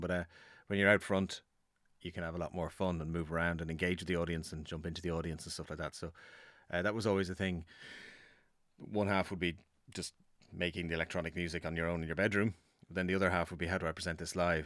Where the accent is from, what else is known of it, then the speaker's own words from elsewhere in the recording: Dublin, Leinster, Ireland; I am from Dublin